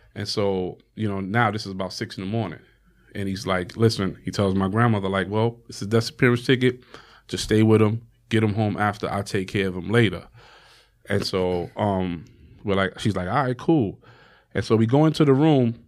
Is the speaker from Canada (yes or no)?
no; New York City, New York, United States; I come from Harlem